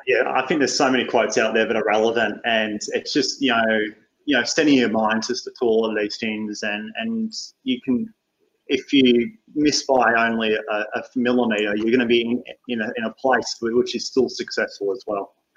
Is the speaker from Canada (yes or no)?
no; Australia